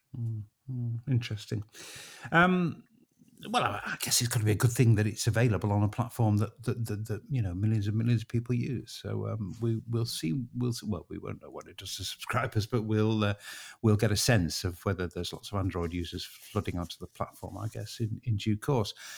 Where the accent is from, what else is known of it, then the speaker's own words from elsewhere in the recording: Harrogate, Yorkshire and the Humber, United Kingdom; my hometown